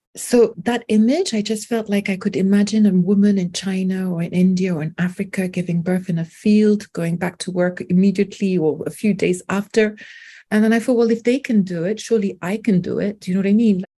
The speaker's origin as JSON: {"language": "English", "region": "London", "country": "United Kingdom", "tie": "born or raised there", "also_born_or_lived": "France", "first_language": "French", "second_language": "English", "said": "born in France, but I have spent most of my life in London"}